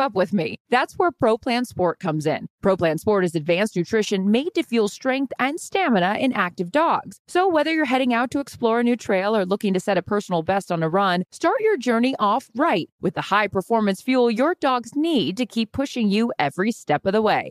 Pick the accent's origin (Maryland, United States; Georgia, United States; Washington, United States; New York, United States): Washington, United States; Seattle; moved away; growing up in Seattle